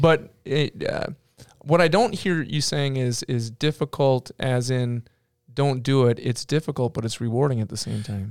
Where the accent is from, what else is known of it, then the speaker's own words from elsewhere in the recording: Minnesota, United States; I'm from Minnesota